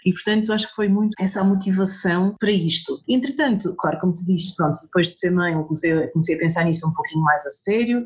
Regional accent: Lisbon, Portugal; now in northern Portugal; eu nasci em Lisboa, mas meus pais são, são de cá do Norte

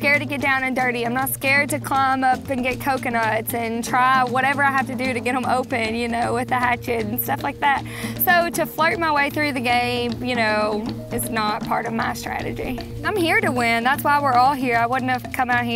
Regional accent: Campbellsville, Kentucky, United States; I'm from Campbellsville, Kentucky

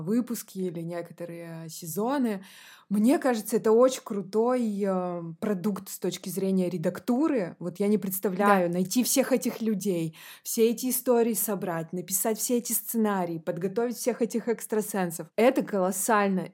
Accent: Podporozhye, Leningrad Oblast, Russia; now in Saint Petersburg, Russia; я выросла в Ленинградской области

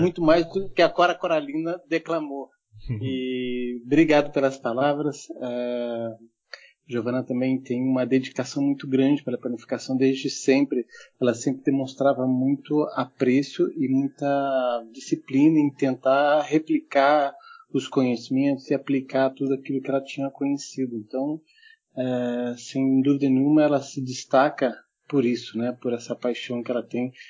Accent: Germany; also born or lived in Nuremberg; now in Brazil; eu sou nascido na Alemanha, mas moro no Brasil já há muitos anos. Minha mãe é brasileira

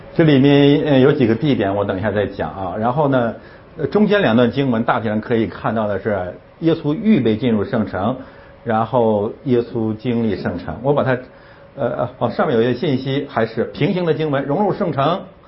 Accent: Northeast China, China; 我是东北人

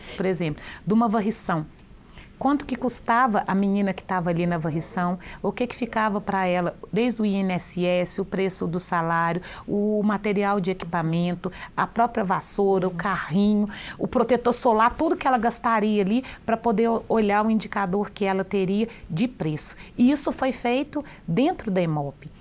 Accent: Divinópolis, Minas Gerais, Brazil; also born or lived in Brumadinho; Quando eu fui morar em Divinópolis, eu ia fazer sete anos, eu fui morar na região mais pobre

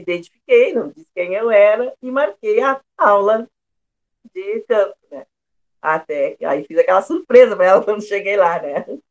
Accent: Pelotas, Rio Grande do Sul, Brazil; Sou pelotense, nasci aqui em Pelotas no dia 13 de setembro de 1962.

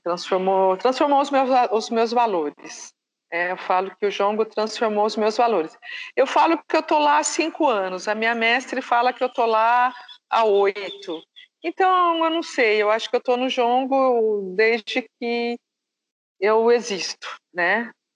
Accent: Presidente Prudente, São Paulo, Brazil; also born or lived in interior of Bahia; now in Indaiatuba, Brazil; Porque eu cresci em Presidente Prudente, uma cidade de alta incidência de colônia japonesa

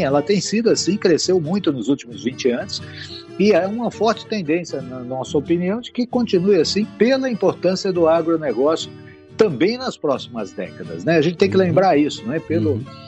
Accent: Brazil; nós do Brasil não somos muito diferentes disso

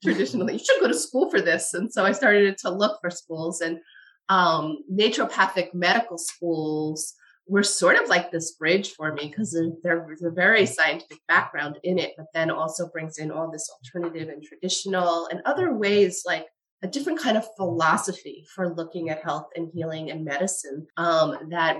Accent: Westchester County, New York, United States; I grew up in Westchester County

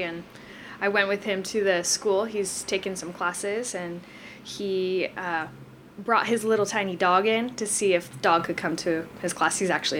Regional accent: Hawaii, United States; also born or lived in San Diego, California; I was born in San Diego and grew up in Hawaii.

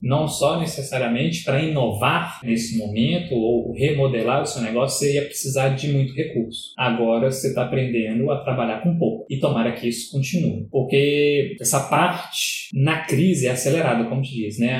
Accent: Brazil; como brasileiro

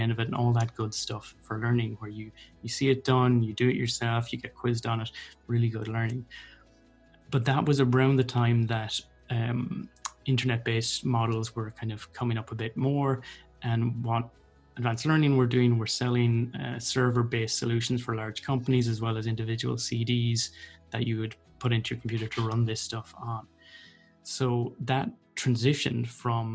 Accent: North Roscommon, Connacht, Ireland; moved away as an adult; also born or lived in Dublin; now in Galway, Ireland; I'm originally from North Roscommon

